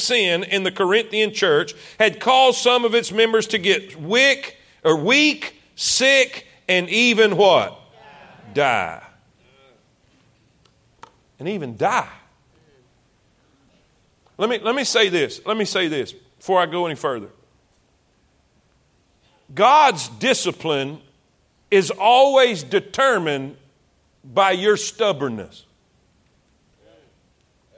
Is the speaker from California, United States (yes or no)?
no; South Florida, United States; moved away as an adult; also born or lived in South Carolina; I'm from South Florida. Way South Florida.